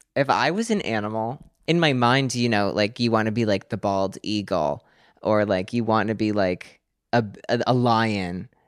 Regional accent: Pennsylvania, United States; I'm nine and from Pennsylvania

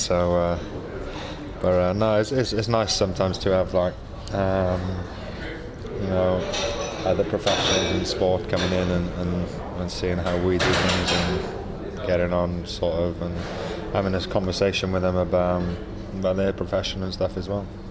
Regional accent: Welsh, Wales, United Kingdom; being Welsh is sort of bred into you

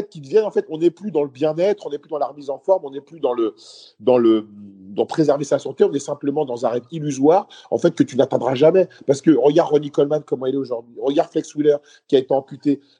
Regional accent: Paris, Île-de-France, France; also born or lived in Lille; moi, de base, j'étais de Paris et après, moi, je faisais une école d'attaché de presse et donc je suis parti faire l'école à Lille

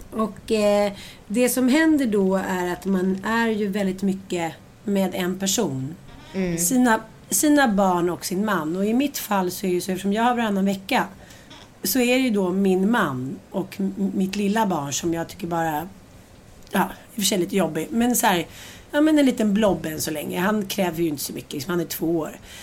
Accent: Sweden; för oss svenskar

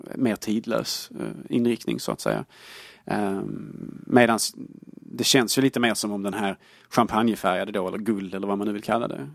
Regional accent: Sweden; Jag är svensk

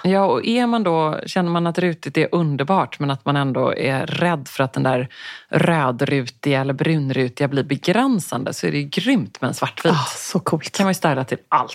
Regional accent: Sweden; jag var den enda svensk där inne

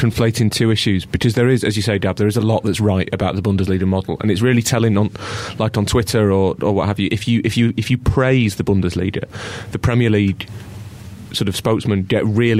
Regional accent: Islington, London, United Kingdom; accent: Islington; That's my Islington accent.

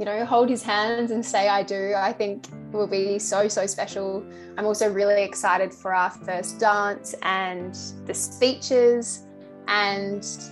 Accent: Adelaide, South Australia, Australia; moved away as an adult; now in Melbourne, Australia; I'm originally from Adelaide, but I've lived in Melbourne now for coming up to 5 years

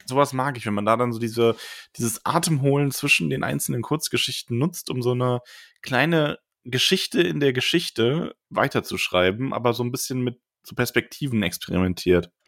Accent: Frankfurt area, Hesse, Germany; ich bin ja zum Beispiel in der Gegend groß geworden

